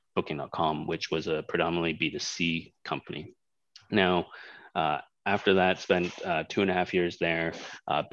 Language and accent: English; Toronto, Ontario, Canada; moved away as an adult; also born or lived in Hong Kong; now in Indonesia; I was born in Hong Kong. I'm Chinese, so spent 4 years in Hong Kong and left fairly early on in my life. Parents just decided that with the economic status in Hong Kong and the political status changing, moving to Canada was the right thing. So we moved over there. And pretty much that was where I got all of my education, starting all the way from kindergarten